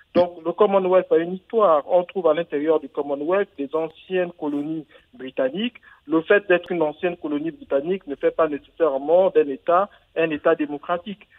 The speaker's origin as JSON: {"language": "French", "country": "Gabon"}